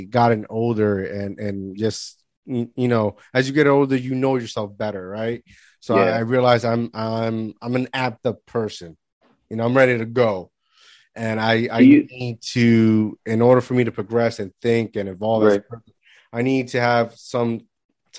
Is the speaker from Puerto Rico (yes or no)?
yes; Puerto Rico; moved away; I grew up in the Caribbean in Puerto Rico